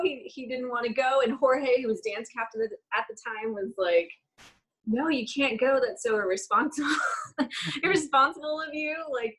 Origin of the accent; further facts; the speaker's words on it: Texas, United States; accent: Texas; I like turned up the Texas accent. I'm like, I'm from Texas. Y'all know I'm from here.